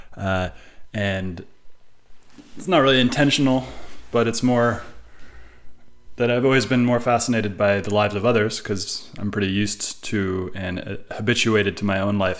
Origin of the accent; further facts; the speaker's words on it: Bay Area, California, United States; growing up in the Bay Area, which is a very multicultural place